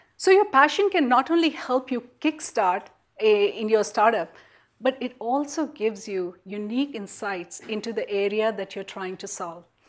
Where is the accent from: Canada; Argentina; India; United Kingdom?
India; moved away as an adult; now in United States; growing up in India